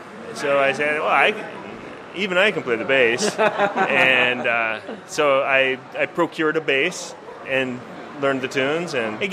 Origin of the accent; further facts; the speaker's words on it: Utah, United States; I'm from Utah, and I know these guys from India also. I live in India a portion of every year